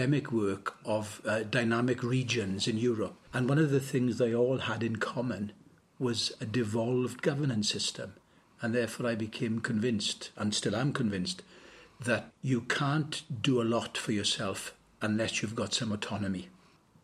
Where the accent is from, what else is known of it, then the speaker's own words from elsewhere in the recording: Wales, United Kingdom; moved away as an adult; also born or lived in Sussex; I came back to Wales from the University of Sussex in 1989